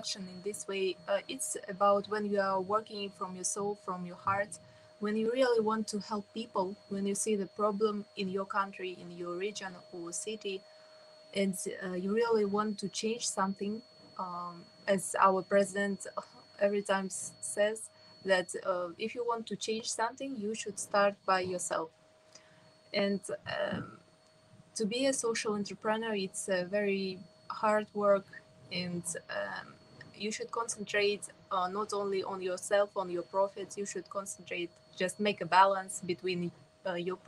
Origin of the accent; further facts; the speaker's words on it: Kazakhstan; I'm from Kazakhstan.